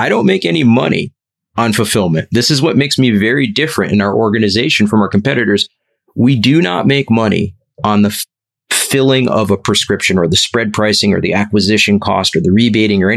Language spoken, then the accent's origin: English; New Jersey, United States; I'm from Jersey